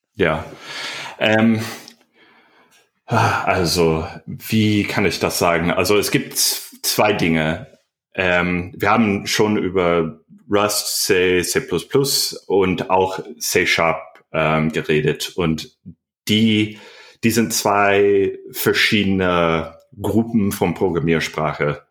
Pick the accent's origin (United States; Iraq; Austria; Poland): United States; German is a second language; moved away as an adult; now in Berlin, Germany; ich komme ursprünglich aus Amerika.